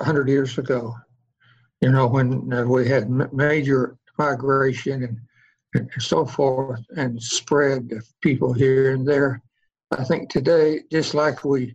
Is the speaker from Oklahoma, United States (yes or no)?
yes; Oklahoma, United States; I come from Oklahoma, actually, land of the red men, red here, Indian